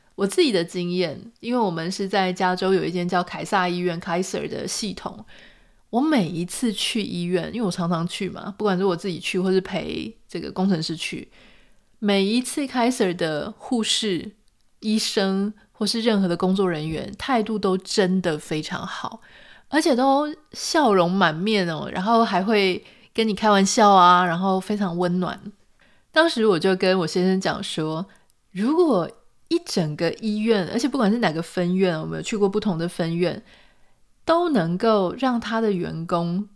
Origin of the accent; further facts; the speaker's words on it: Pingtung County, Taiwan; moved away as an adult; also born or lived in Taipei; now in United States; 在我十八岁开始出去念大学啊、研究所、出去工作之后，其实我就已经没有机会回到屏东我的家乡去住很长一段时间